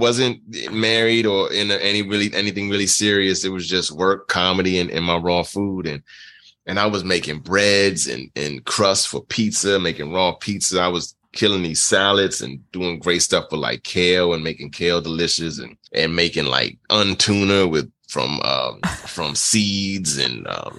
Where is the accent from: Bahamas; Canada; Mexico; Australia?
Bahamas; Nassau, New Providence; born there; I was born in the Bahamas, born in Nassau, Bahamas.